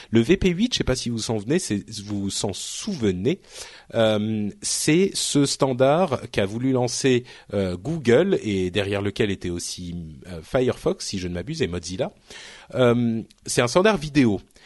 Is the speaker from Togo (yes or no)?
no; France; je parle français, hein, je suis français, je viens d'ici